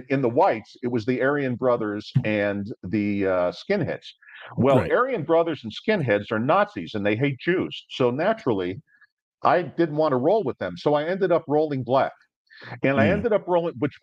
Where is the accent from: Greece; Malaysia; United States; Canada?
United States; Miami, Florida; moved away; also born or lived in Pittsburgh; I grew up in Miami, then later in Pittsburgh